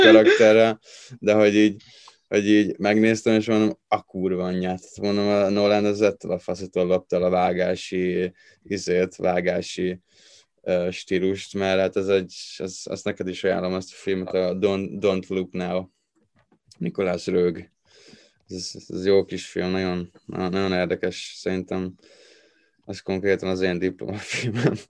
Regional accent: Tatabánya, Komárom-Esztergom, Hungary; én Tatabányáról vagyok valósi, vagy oda születtem

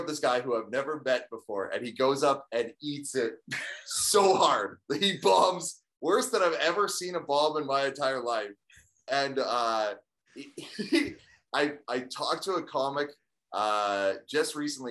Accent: Saskatoon, Saskatchewan, Canada; moved away as an adult; also born or lived in Vancouver / Los Angeles / Toronto; I started in Saskatoon. I've moved around a bit. I was in Vancouver, Los Angeles, and Toronto, and just moved back home to Saskatoon 10 years ago

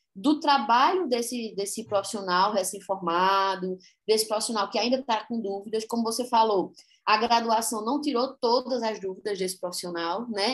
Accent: Caruaru, Pernambuco, Brazil; como boa caruaruense que sou, natural de Caruaru

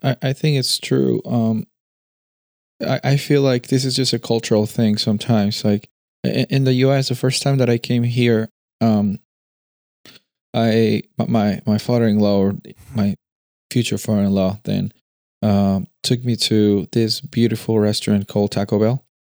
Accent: Peru; moved away; I'm coming from Peru.

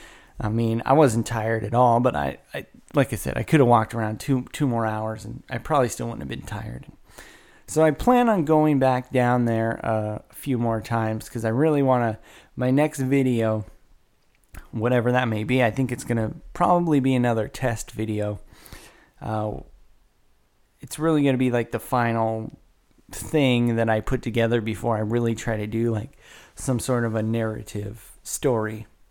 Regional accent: Woodland, California, United States; now in Carmichael, United States; born and raised in Woodland, California, broadcasting live from a pre-recorded session via Carmichael, California

